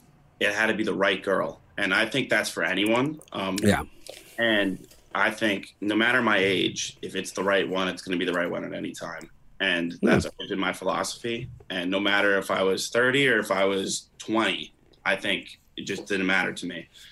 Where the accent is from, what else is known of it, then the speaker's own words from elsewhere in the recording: United States; also born or lived in New York; now in New York City, United States; But we're from Connecticut, New York originally.